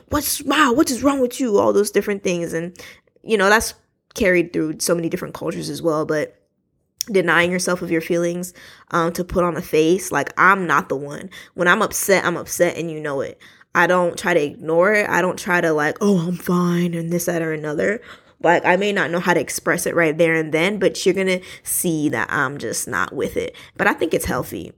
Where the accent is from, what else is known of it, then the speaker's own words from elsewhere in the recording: New York City, New York, United States; I was born in Brooklyn, New York